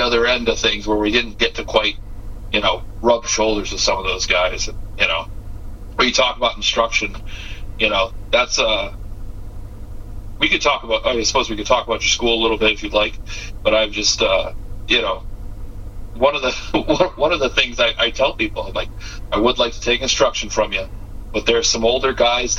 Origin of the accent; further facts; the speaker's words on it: Massachusetts, United States; I'm from Massachusetts